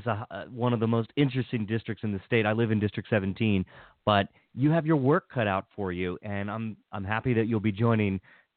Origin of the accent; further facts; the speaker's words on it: Washington County, Maryland, United States; I'm from Washington County